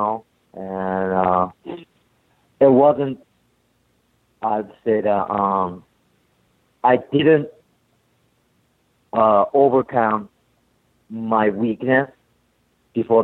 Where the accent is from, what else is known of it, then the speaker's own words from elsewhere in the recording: Tokyo, Japan; English is a second language; now in Boston, United States; I'm from Tokyo, Japan